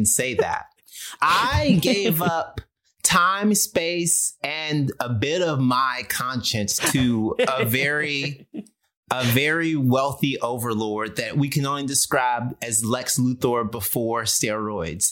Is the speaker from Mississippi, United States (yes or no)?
yes; Mississippi, United States; I'm from Mississippi